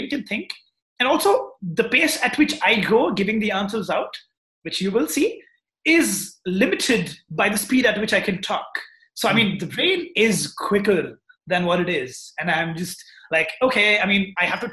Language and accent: English; Hyderabad, Telangana, India; I'm from Hyderabad, India, and yes, I'm 20 years old, just out of college.